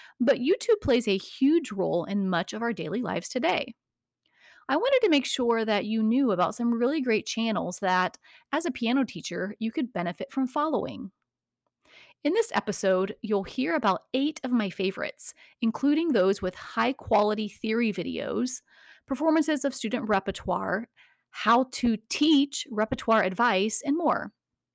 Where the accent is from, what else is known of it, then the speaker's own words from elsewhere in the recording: Indiana, United States; my home state of Indiana